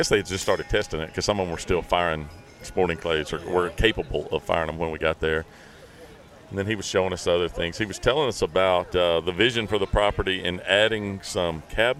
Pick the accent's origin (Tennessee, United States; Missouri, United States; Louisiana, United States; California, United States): Tennessee, United States; West; Man, I grew up in West Tennessee.